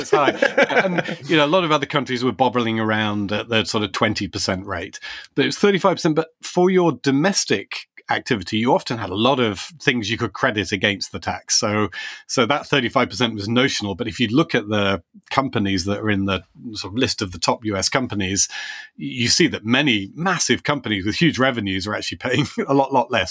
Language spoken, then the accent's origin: English; United Kingdom; As a Brit